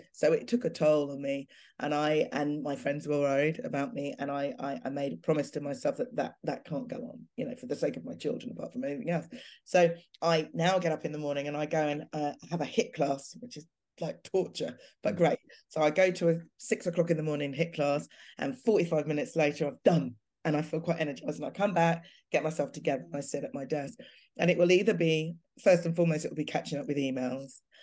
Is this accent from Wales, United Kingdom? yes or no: no; London, United Kingdom; my hometown of Clapham. You know, I grew up having the best of experiences there